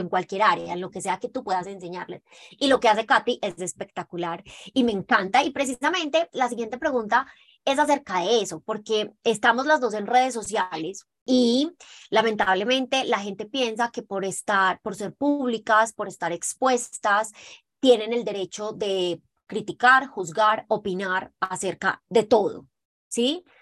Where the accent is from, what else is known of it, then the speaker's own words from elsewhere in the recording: Colombia; somos las dos colombianas